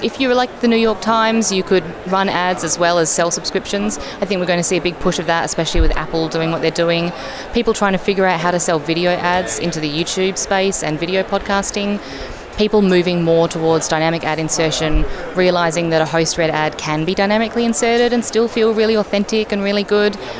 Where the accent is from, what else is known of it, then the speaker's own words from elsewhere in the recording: Australia; now in Montreal, Canada; I am Australian, but I live in Montreal